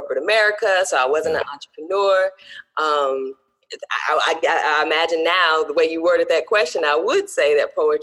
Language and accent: English; Greenville, Mississippi, United States; moved away as an adult; also born or lived in Oklahoma City, Oklahoma; now in Greensboro, United States; I am based out of Greensboro, North Carolina, but I'm originally from Greenville, Mississippi, the Delta, in the heart of the Delta